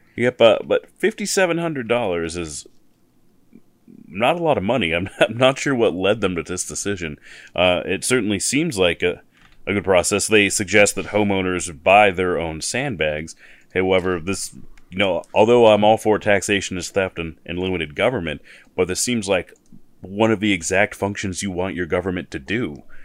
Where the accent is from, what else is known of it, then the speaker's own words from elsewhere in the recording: Missoula, Montana, United States; I'm from Missoula and I've lived in other places in Montana